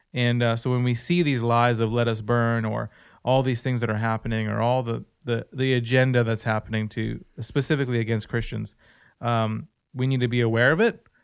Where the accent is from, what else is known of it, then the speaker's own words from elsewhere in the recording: Surrey, British Columbia, Canada; I'm from Surrey